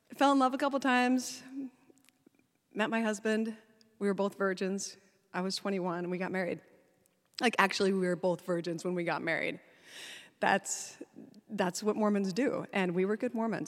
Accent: Salt Lake City, Utah, United States; I was born in Salt Lake City at the L D S Hospital.

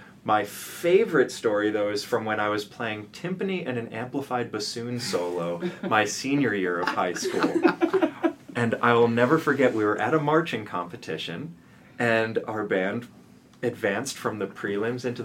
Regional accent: Round Rock, Texas, United States; moved away as an adult; also born or lived in Philadelphia; now in New York City, United States; I grew up in Texas in a town called Round Rock

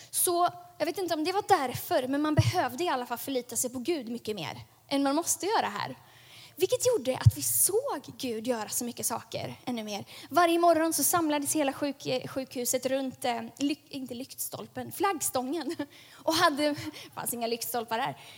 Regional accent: Lemera, South Kivu, DR Congo; Där växte jag upp, på Lemera.

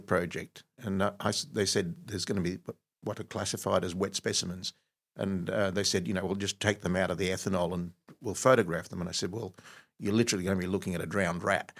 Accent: Egypt; now in Australia; I was actually born in Egypt

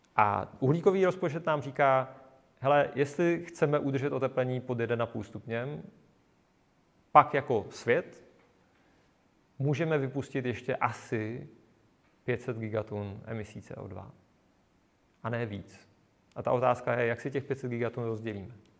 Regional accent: South Moravian Region, Czechia; Já jsem z Jižní Moravy

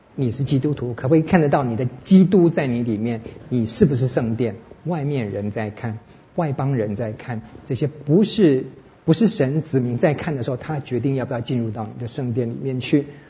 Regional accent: Taiwan; 身为台湾人

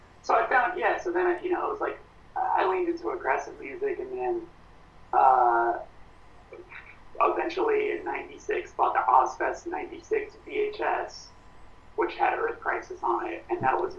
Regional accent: Burbank, California, United States; Yeah, I grew up in Burbank, California.

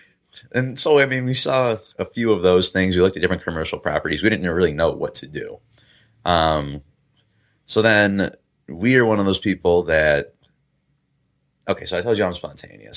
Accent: Chicago, Illinois, United States; moved away; also born or lived in Michigan; I grew up in Chicago, too

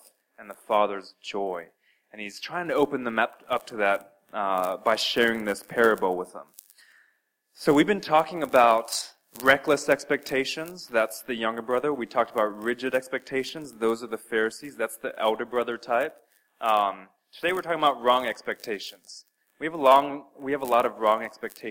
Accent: Albuquerque, New Mexico, United States; moved away; I spent some very formative years of my life growing up in Albuquerque, New Mexico.

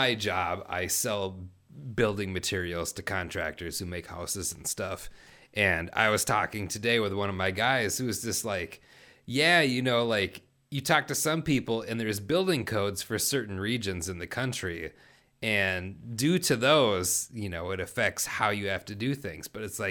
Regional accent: Texas, United States; It's I'm originally from Texas. I'm from the South.

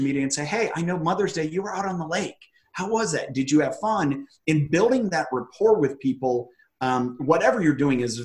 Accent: Ohio, United States; moved away; also born or lived in Washington; I'm originally from Ohio

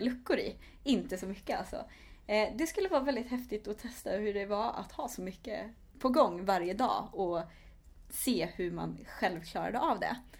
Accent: Vara, Västra Götaland, Sweden; moved away as an adult; also born or lived in Lund; now in Stockholm, Sweden; jag kommer ifrån Västergötland, eh, ifrån ett litet ställe som heter Vara

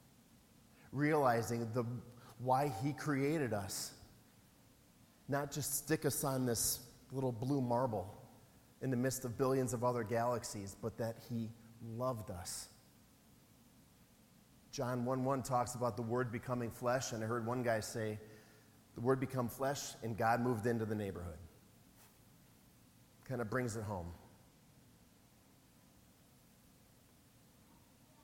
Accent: Wisconsin, United States; I'm from Wisconsin.

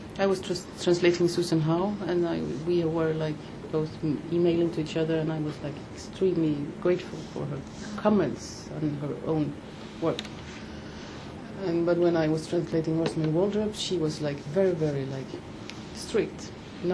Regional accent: Denmark; moved away; I grew up in Denmark

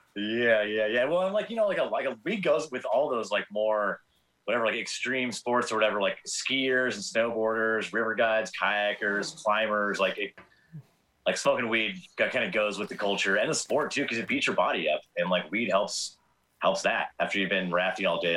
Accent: Torrance, California, United States; now in Quincy, United States; I grew up in Southern California in Torrance

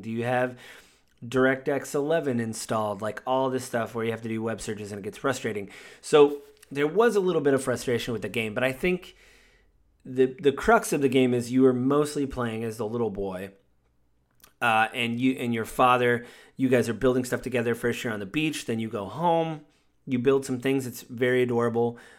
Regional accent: Washington, United States; I'm from Washington State

